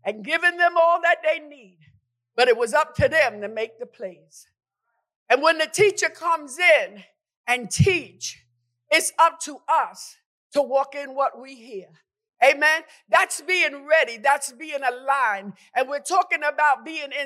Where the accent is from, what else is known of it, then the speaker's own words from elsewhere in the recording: New York, United States; When I grew up in New York, amen, it was 10 of us.